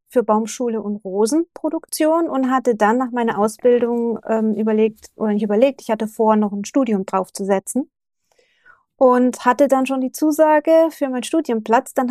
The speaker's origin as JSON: {"language": "German", "country": "Germany", "moved": "as an adult", "lives_now": "Japan", "said": "also ich bin ja auch sehr früh mit 23, 24 bin ich aus Deutschland weg, bin nach Japan und habe ja alles zurückgelassen in Deutschland."}